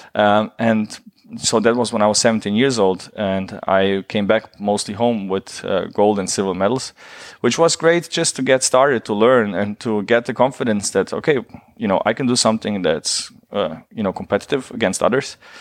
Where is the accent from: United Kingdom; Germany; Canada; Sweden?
Germany; I grew up in Germany during the war